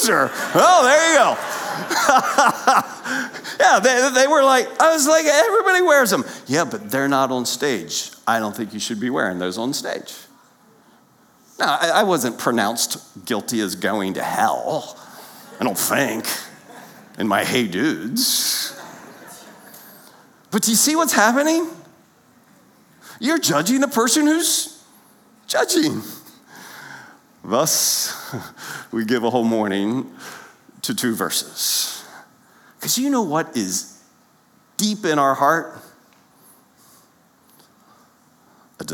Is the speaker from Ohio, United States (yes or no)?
no; Lancaster County, Pennsylvania, United States; growing up in Lancaster County, Pennsylvania